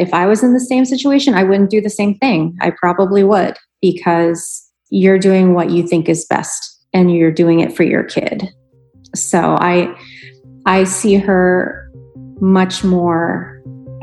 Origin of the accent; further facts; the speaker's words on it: Pittsburgh, Pennsylvania, United States; moved away as an adult; now in Tucson, United States; I am originally from Pittsburgh and I lived there for 29 years